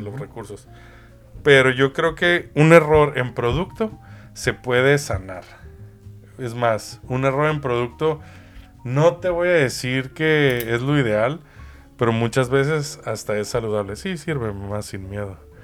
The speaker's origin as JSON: {"language": "Spanish", "country": "Mexico", "tie": "born or raised there", "said": "desde México, mi tierra natal."}